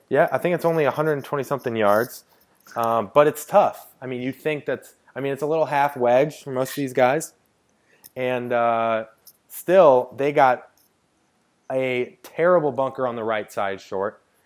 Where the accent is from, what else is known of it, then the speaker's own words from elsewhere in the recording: St. Louis, Missouri, United States; I am from St. Louis, Missouri